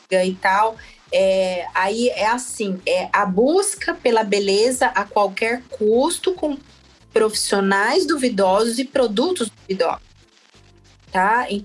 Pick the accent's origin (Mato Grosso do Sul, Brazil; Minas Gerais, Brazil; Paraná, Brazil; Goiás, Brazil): Mato Grosso do Sul, Brazil; now in São Paulo, Brazil; Logo que eu mudei para São Paulo, a gente vem lá, né, do Mato Grosso do Sul, todo assim, se, se sentindo do interior, com muito orgulho, pantaneira e tal.